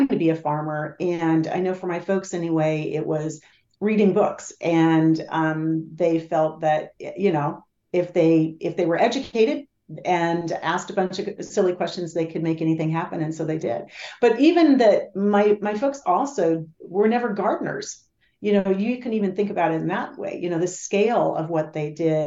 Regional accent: Willamette Valley, Oregon, United States; also born or lived in Los Gatos, California; we moved up here to the Willamette Valley back in 1968

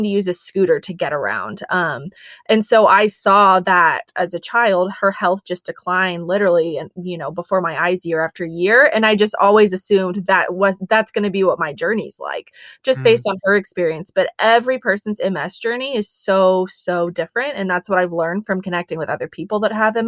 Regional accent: Texas, United States; also born or lived in Colorado; I grew up in Texas.

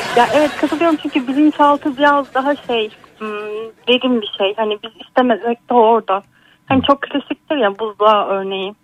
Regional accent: Bursa, Turkey; 30 yaşındayım. Bursalıyım.

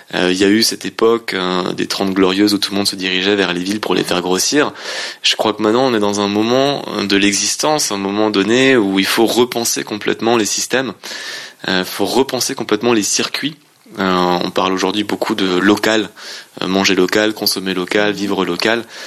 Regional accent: Alsace, Grand Est, France; also born or lived in Laos

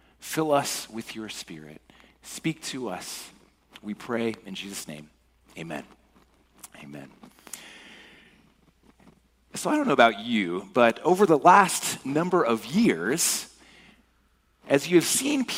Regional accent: Cypress, California, United States; moved away; I grew up in Orange County, so in Cypress.

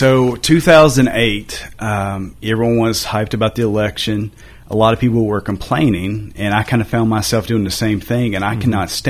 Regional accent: Glasgow, Kentucky, United States; moved away as an adult; now in Hendersonville, United States; So I'm from Kentucky. I never thought I would leave Kentucky, moved down here for 5 years in my head with the plan to move back to, you know, my hometown

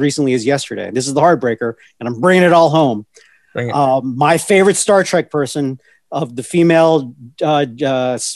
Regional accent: Virginia, United States; moved away as an adult; also born or lived in Los Angeles; I grew up in Virginia

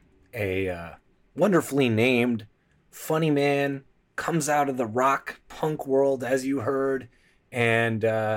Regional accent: Toronto, Ontario, Canada; also born or lived in Los Angeles; I was born in Toronto. It's a big place.

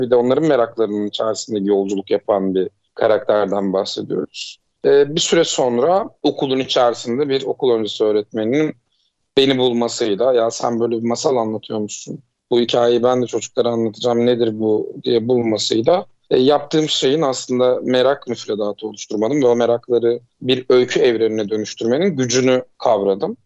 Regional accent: Uşak, Uşak Province, Turkey; also born or lived in Eskişehir; Ben 1987 Uşak doğumluyum.

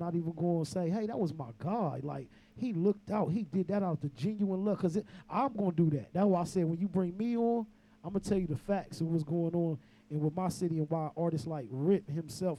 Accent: Columbus, Ohio, United States; I'm from Columbus, Ohio, originally

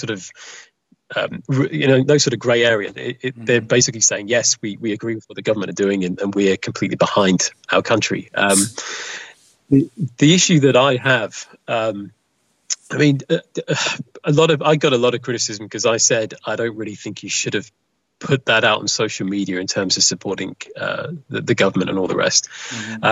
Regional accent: England, United Kingdom; because I'm English

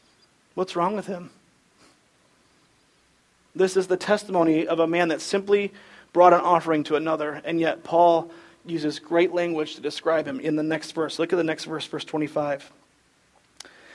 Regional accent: Michigan, United States; moved away; I grew up in Michigan

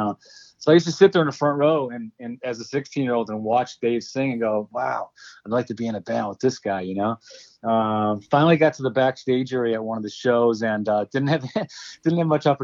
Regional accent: Cleveland, Ohio, United States; I grew up in Cleveland

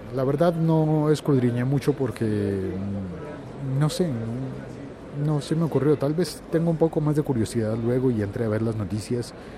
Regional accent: Colombia; en mi país

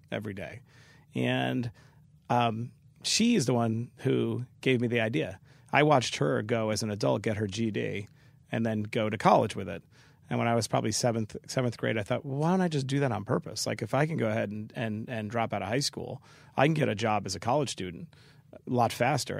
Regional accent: New York City, New York, United States; growing up in Queens

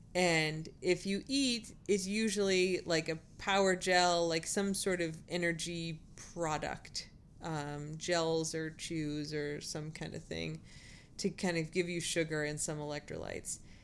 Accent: outside Chicago, Illinois, United States; now in Washington, D.C., United States; I grew up outside Chicago

